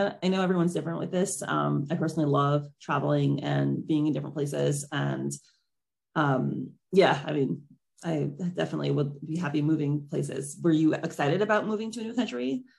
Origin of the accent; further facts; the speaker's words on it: New York City, New York, United States; I grew up in New York City